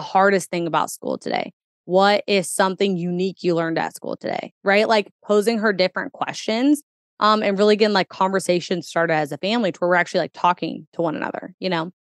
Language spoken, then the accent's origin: English; Kentuckiana, United States; born or raised there